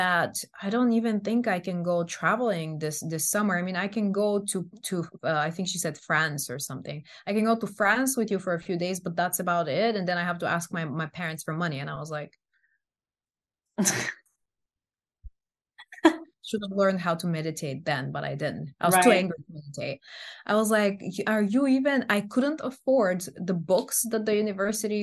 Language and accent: English; Bulgaria; English is a second language; moved away